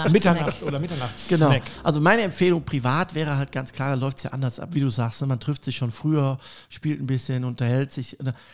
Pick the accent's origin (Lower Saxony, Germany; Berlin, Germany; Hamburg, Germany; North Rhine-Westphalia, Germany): North Rhine-Westphalia, Germany; Cologne; Ich komme aus Köln ja.